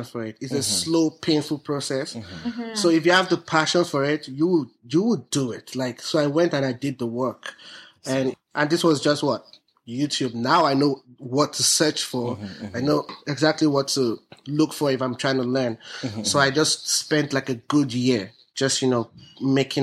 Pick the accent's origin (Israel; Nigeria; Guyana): Nigeria; moved away; I'm Nigerian